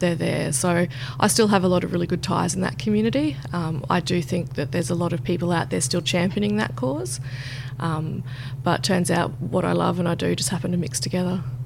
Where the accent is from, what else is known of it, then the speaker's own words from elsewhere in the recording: Roma, Queensland, Australia; moved away; I'm from Roma, out in Western Queensland.